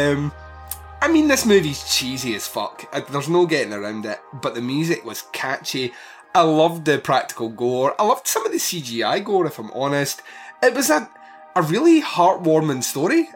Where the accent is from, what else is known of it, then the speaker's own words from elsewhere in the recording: Scotland, United Kingdom; my home country